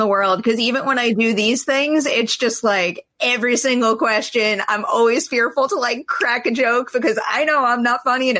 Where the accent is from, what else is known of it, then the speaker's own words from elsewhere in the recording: New York, United States; moved away as an adult; now in Los Angeles, United States; It took me way too long to move from my hometown in New York to go out to LA.